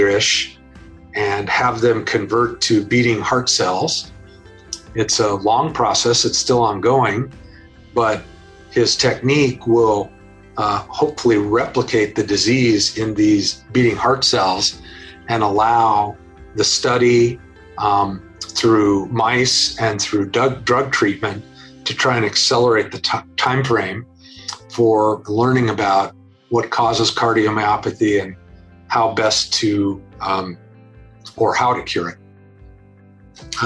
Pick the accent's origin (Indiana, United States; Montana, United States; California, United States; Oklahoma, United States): California, United States; San Diego; I was born in San Diego, as was my father and our children. So three generations of San Diegans. I went away for schooling and came back to San Diego to practice law